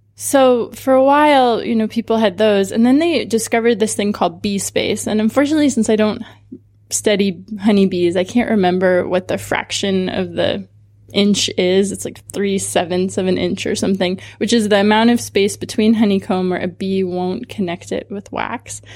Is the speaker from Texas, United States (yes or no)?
no; Southern California, United States; also born or lived in Santa Cruz; I grew up in Southern California